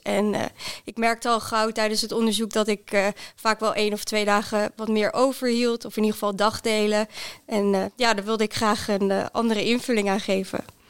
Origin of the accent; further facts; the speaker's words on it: Netherlands; moved away as an adult; also born or lived in Groningen; now in Zwolle, Netherlands; ik kom oorspronkelijk uit Weijen